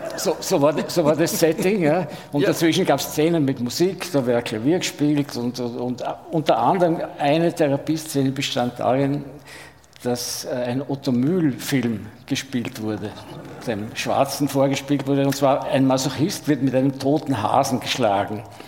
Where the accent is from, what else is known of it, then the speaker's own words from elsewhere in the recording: Vienna, Austria; aus Wien